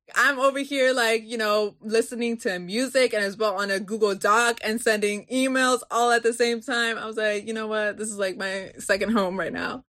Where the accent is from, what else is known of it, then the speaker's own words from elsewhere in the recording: Baltimore, Maryland, United States; Born and raised in Baltimore, my family's from Guatemala